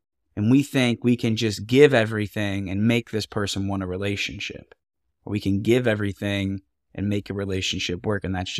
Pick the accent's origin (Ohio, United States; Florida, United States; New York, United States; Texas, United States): Ohio, United States; You're from Portugal. I'm from Redneckville, Ohio. We do not have gondolas.